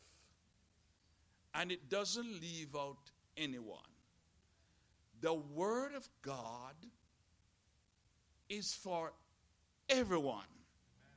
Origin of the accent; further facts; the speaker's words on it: Jamaica; I was born in Jamaica. You can hear it